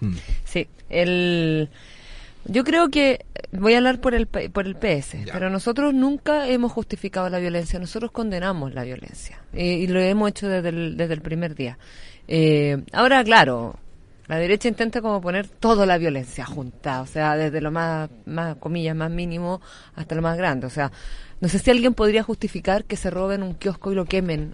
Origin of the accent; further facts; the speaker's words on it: Santiago, Santiago Metropolitan Region, Chile; yo soy de Quinta Normal, tengo mi, mi trabajo territorial allá